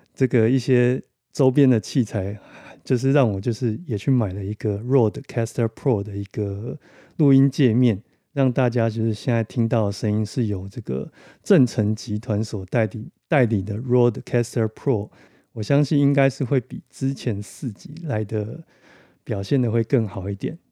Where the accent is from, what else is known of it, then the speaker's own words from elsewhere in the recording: Taiwan; 我们台湾人